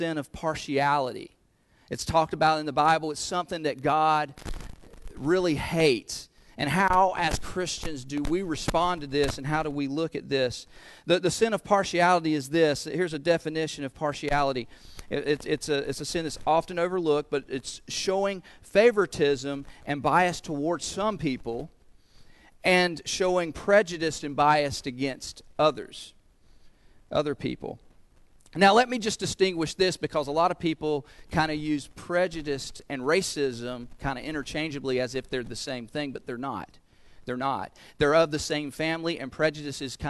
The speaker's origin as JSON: {"language": "English", "town": "Goldsboro", "region": "North Carolina", "country": "United States", "tie": "born or raised there", "accent": "southern", "said": "my hometown of Goldsboro, North Carolina"}